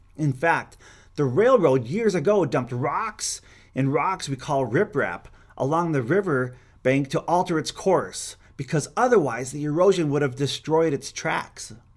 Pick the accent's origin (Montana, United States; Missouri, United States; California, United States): Montana, United States; Glendive; I grew up in Montana